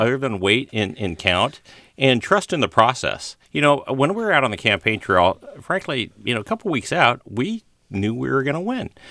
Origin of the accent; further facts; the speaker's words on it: Walnut Creek, California, United States; Bay Area, yeah. Uh, I was born on Walnut Creek